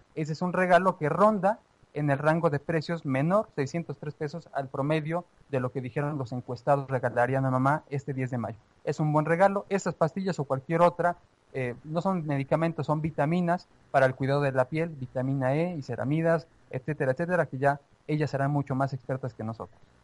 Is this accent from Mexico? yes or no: yes; Mexico; como mexicanos